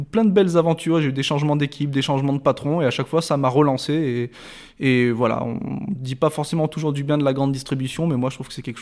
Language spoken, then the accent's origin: French; Rillieux-la-Pape, Auvergne-Rhône-Alpes, France; j'ai grandi à Rieux-la-Pape, juste à côté, voilà.